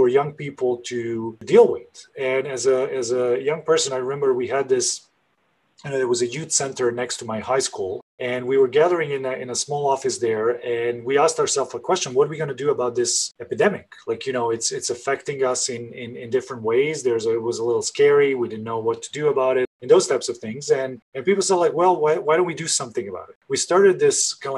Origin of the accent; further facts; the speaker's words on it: Belgrade, Serbia; I'm originally from Belgrade, Serbia, and I grew up in a country that was in the 90s.